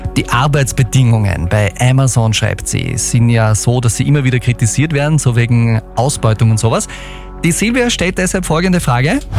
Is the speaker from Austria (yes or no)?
yes; Austria; bei uns in Österreich